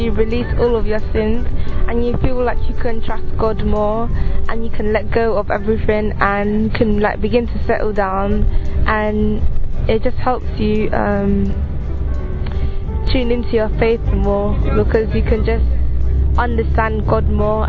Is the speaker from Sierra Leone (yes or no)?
yes; Sierra Leone; also born or lived in Kenya; I'm from Sierra Leone and Kenya. I'm 15 years old.